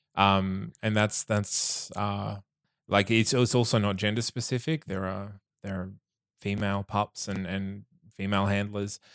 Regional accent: Bundaberg, Queensland, Australia; now in Brisbane, Australia; I grew up in Bundaberg

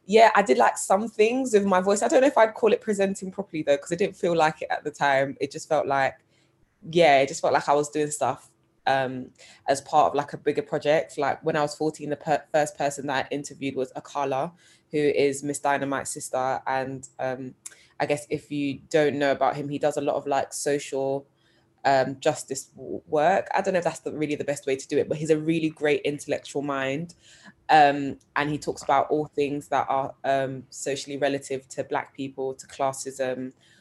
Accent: London, United Kingdom; I grew up, born and raised in South London on the Old Kent Road.

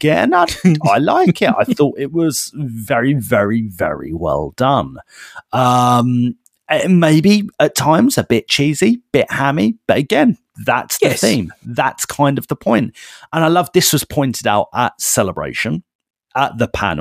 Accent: United Kingdom; We are British and, you know, we probably grew up with Wallace and Gromit

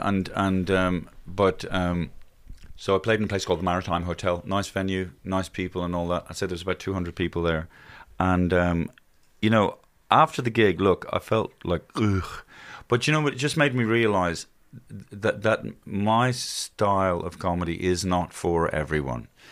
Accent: Ireland; our Irishisms

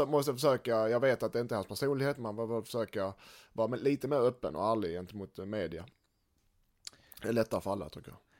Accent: Helsingborg, Skåne, Sweden; som helsingborgare

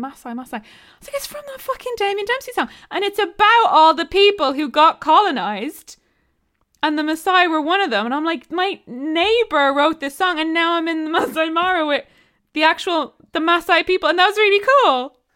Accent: Ireland

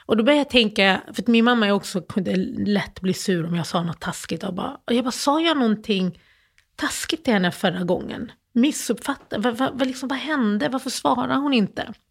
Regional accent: Malmö, Skåne, Sweden; moved away; Och, så då växte jag upp i Malmö. Och jag flyttade från Malmö för typ 19 år sedan.

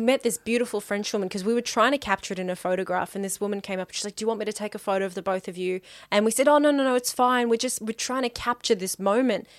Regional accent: Melbourne, Victoria, Australia

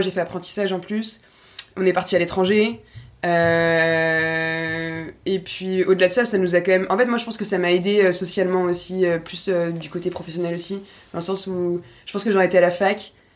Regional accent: Nantes, Pays de la Loire, France; moved away as an adult; also born or lived in Paris; on vient de Nantes, du coup, à la base

